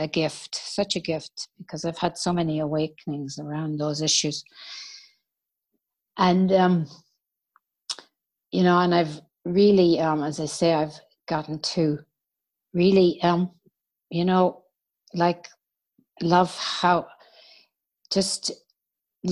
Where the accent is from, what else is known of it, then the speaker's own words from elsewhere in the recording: Ireland; moved away as an adult; I grew up in Ireland